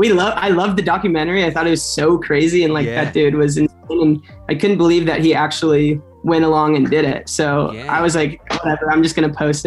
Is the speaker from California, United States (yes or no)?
yes; Orange County, California, United States; I grew up in Orange County.